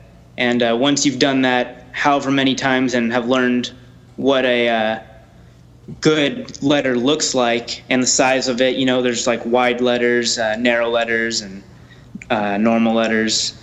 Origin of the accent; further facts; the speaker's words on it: Orange County, California, United States; we're both from Orange County